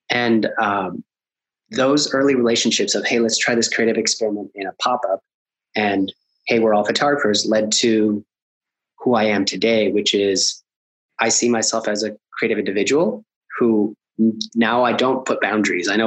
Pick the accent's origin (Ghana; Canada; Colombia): Colombia; I'm I'm originally from Colombia and I see a lot of ambition and po- like possibility with with doing work with them in in South America.